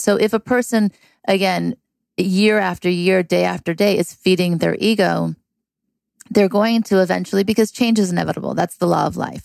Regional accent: California, United States; also born or lived in Thibodaux, Louisiana / Beverly Hills, California; I was born in Thibodaux, Louisiana, and my parents moved to California when I was seven

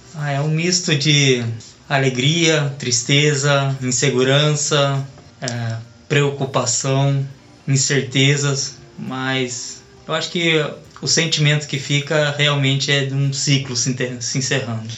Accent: Brazil; moved away as an adult; now in Japan; eu estou voltando para o Brasil, que é o lugar que eu quero viver, que eu amo, a minha terra

